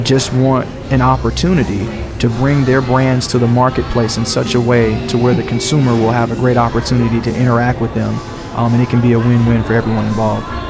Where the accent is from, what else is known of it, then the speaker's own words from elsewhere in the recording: Lithonia, Georgia, United States; I grew up in this community. I grew up in South DeKalb, uh, unincorporated uh, Lithonia